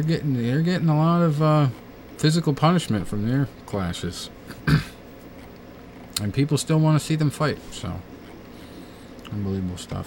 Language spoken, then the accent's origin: English; Quincy, Massachusetts, United States; born or raised there